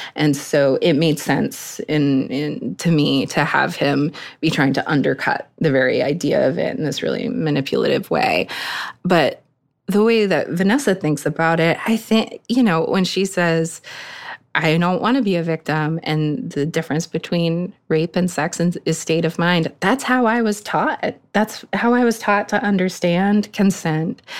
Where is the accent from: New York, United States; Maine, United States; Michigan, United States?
Maine, United States; Eastern; I grew up in Eastern Maine